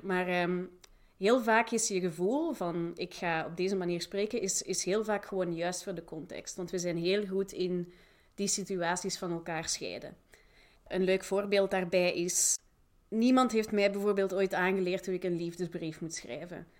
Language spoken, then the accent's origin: Dutch; Flanders, Belgium; moved away as an adult; also born or lived in Manchester / Leiden; ik ben zelf Vlaming